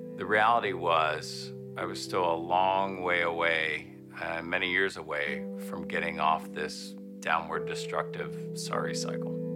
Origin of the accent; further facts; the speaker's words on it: Parkersburg, West Virginia, United States; I grew up in Parkersburg, West Virginia